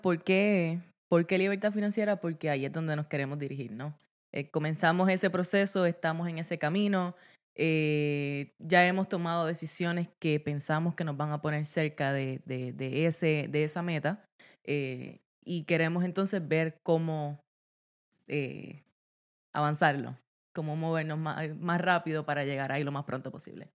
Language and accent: Spanish; Guayanilla, Puerto Rico; moved away as an adult; also born or lived in Yauco, Puerto Rico / Mayagüez, Puerto Rico; now in Maryland, United States; Yo nací en el sur de Puerto Rico, nací en Yauco y me crié en Guayanilla, Puerto Rico, eh, toda mi vida hasta los 18, 19 años